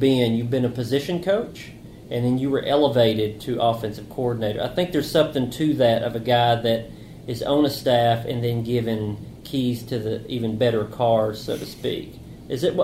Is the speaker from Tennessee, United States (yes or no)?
yes; Tennessee, United States; I grew up in Tennessee